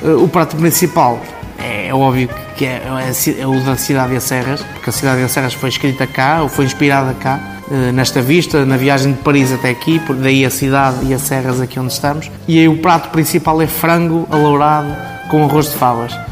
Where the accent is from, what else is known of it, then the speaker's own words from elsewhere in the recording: Baião, Porto District, Portugal; also born or lived in Barcelona; Sou um filho desta terra, que é Baião, nasci aqui em Baião